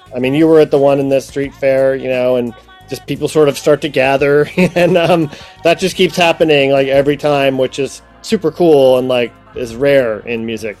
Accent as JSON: {"language": "English", "region": "Ohio", "country": "United States", "moved": "yes", "said": "I'm from Ohio, so we kind of have a Midwestern thing going on"}